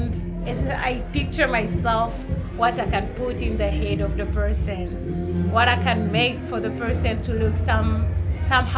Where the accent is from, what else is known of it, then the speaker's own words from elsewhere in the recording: Burundi; now in United States; I'm originally from Burundi. I'm mixed with Tanzanian.